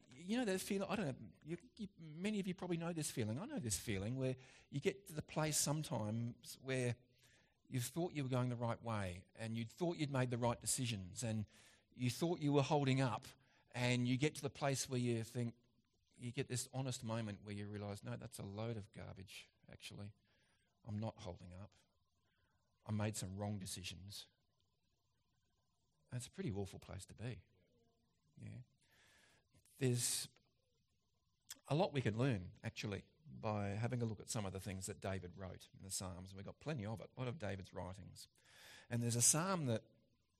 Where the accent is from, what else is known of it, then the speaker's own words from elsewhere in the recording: Australia; as an Aussie